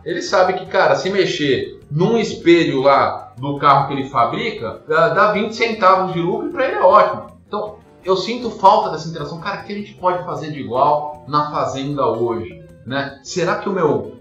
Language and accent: Portuguese; São Paulo, Brazil; moved away as an adult; now in Curitiba, Brazil; eu morava em São Paulo, sou de São Paulo capital, moro em Curitiba hoje, mas sou de São Paulo.